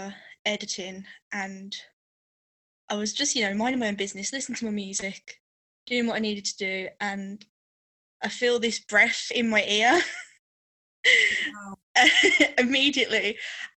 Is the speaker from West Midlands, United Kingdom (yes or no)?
yes; Halesowen, West Midlands, United Kingdom; I'm from Hales Owen, which is in the West Midlands in the UK